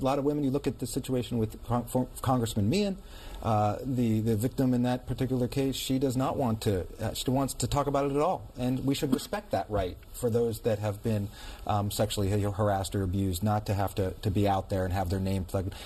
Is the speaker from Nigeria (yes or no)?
no; Western Pennsylvania, United States; moved away; I'm originally from Western Pennsylvania. I'm a Steeler guy